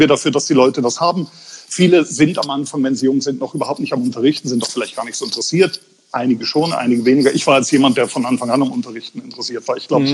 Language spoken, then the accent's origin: German; Bavarian Forest, Germany; moved away; aus dem Bayerischen Wald, also Südostbayern, wo ich herstamme